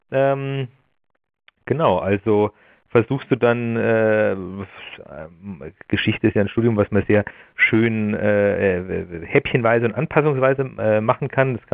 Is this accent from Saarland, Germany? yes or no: no; Laufen an der Salzach, Bavaria, Germany; also ich komme aus Laufen an der Salzach, das ist ja ein Ort äh, an der Salzburger Grenze.